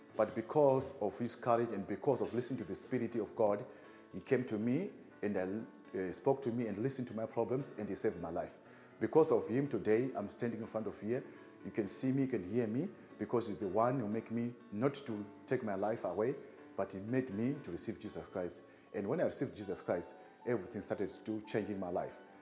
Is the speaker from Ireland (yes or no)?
no; Zimbabwe; moved away as an adult; now in South Africa; I'm from Zimbabwe.